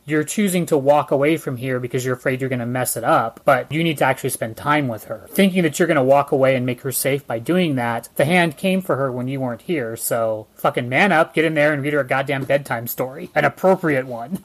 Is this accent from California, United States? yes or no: yes; Northern California, United States; for all of us in Northern California, when we grew up, we had Cal Worthington